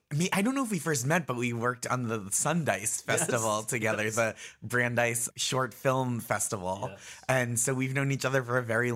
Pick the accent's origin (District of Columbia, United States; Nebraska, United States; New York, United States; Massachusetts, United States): Massachusetts, United States; Stoneham; So I grew up in Stoneham, Massachusetts, which is Nancy Kerrigan's hometown.